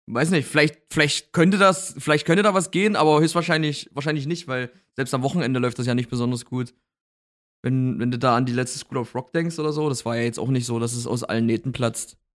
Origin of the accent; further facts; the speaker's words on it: Berlin, Germany; Und, und als Berliner gehst du dann halt einfach dahin, steigst in die Straßenbahn und und ab